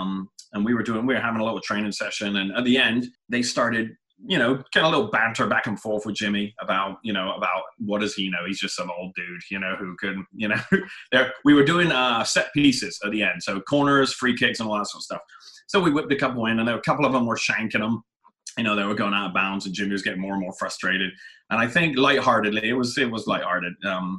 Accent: England, United Kingdom; now in United States; And I was like, and remember, I'm coming from England, a place where college is and maybe should be free, right?

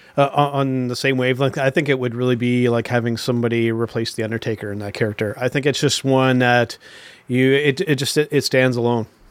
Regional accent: Canada; being Canadian wrestling fans

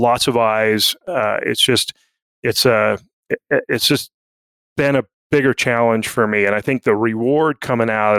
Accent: Utah, United States; I grew up here in Utah bow hunting

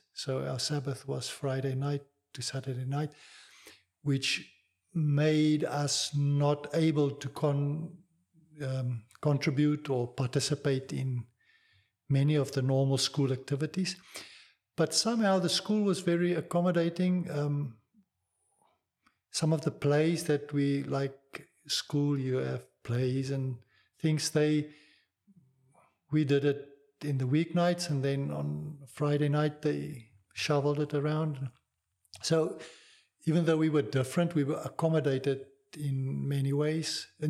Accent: South Africa; English is a second language; I grew up, obviously, I think, just normal. It was a carefree environment. The 60s and 70s, South Africa was a bit sheltered from the world's movement of fre

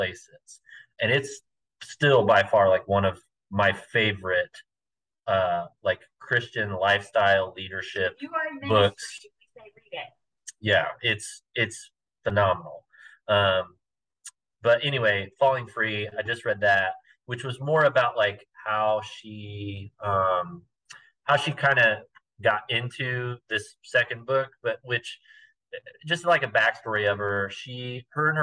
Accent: Indiana, United States; now in Wichita, United States; I grew up in Indiana, and around Indianapolis

